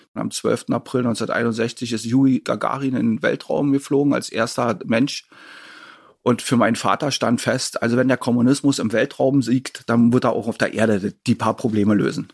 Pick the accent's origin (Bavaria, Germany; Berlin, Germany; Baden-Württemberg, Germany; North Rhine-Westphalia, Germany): Berlin, Germany; Ich bin 1967 in Ostberlin geboren worden